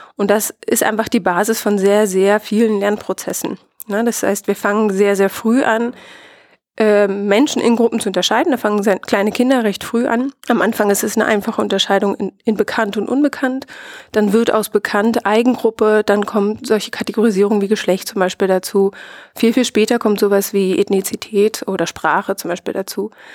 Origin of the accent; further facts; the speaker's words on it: Brandenburg, Germany; ich selbst habe eine ganz starke Identität als, als Ostdeutsche und als Brandenburgerin